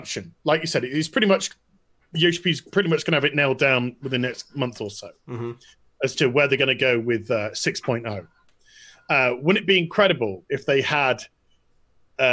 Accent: Yorkshire and the Humber, United Kingdom; I'm a Yorkshireman

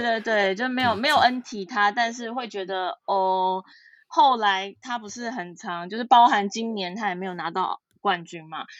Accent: Taiwan; 我们来自台湾

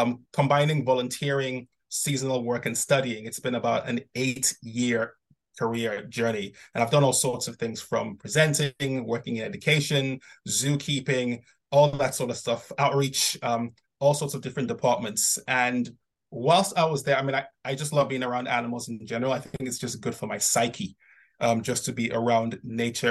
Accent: Nigeria; I grew up in Nigeria

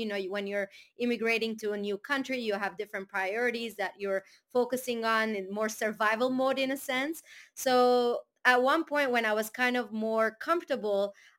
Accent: Aleppo, Aleppo Governorate, Syria; moved away; also born or lived in Canada / Armenia; I personally was born and raised in Aleppo, Syria. So there is a huge Armenian community there, a very strong one. And my whole life, I grew up in that community, in a sense, kind of in a bubble in Aleppo. So I went to an Armenian school.

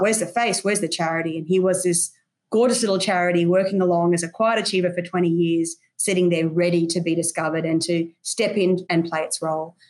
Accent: Brisbane, Queensland, Australia; Brisbane, which is my hometown.

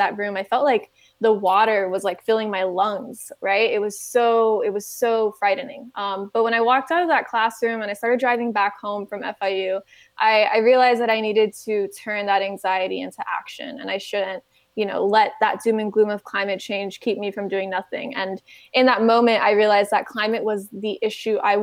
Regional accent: United States; born and raised in the United States

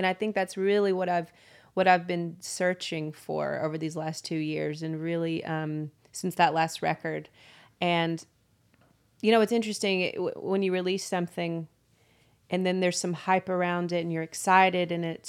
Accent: Chickamauga, Georgia, United States; I grew up in a small town called Chickamauga, Georgia, which is about 20 minutes south of Chattanooga, right on the border.

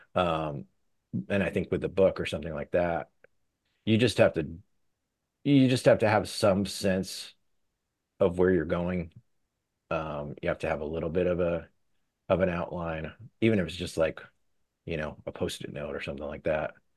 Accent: State College, Pennsylvania, United States; moved away; my hometown

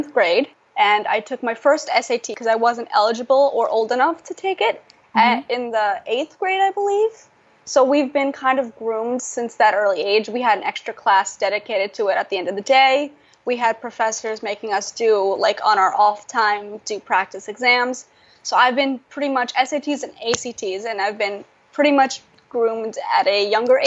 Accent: New York, United States; English is a second language; also born or lived in Russia; now in Washington, D.C., United States; I'm from New York.

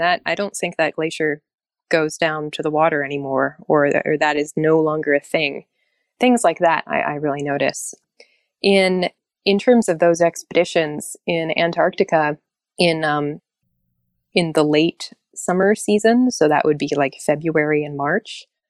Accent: Alaska, United States; I'm from Alaska.

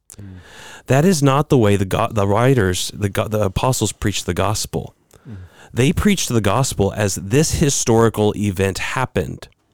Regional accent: United States; as American Christians

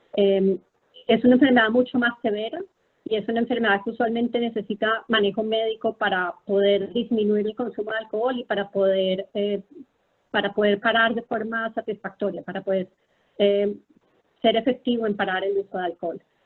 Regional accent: Colombia; moved away as an adult; also born or lived in Philadelphia, United States / Texas, United States / Bethesda, United States; now in United States; yo soy una médica colombiana

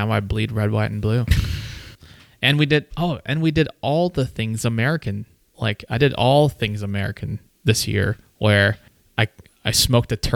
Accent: Austria; I was born in Austria, but I was a Filipino citizen when I was born

